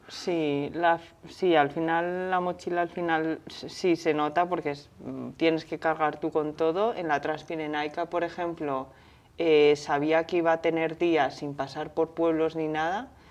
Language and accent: Spanish; Zaragoza, Aragon, Spain; yo como soy de Zaragoza